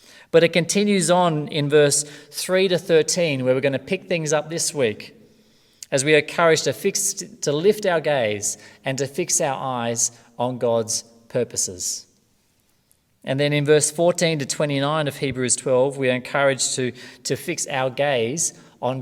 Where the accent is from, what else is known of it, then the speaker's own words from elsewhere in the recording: Australia; from Australia.